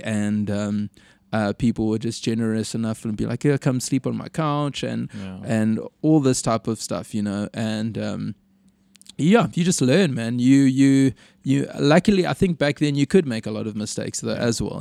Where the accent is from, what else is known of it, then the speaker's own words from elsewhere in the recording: Durban, KwaZulu-Natal, South Africa; growing up in Durban